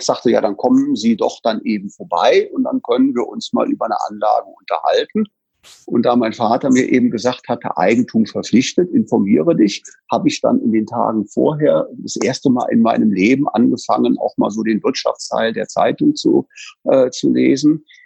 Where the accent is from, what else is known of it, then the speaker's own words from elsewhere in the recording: Bonn, North Rhine-Westphalia, Germany; gebürtig aus dem Rheinland in Bonn geboren